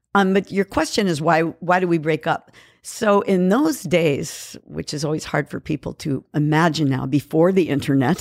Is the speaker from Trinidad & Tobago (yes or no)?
no; San Francisco, California, United States; moved away as an adult; also born or lived in Kauai, Hawaii; now in Los Angeles, United States; I was born in San Francisco and raised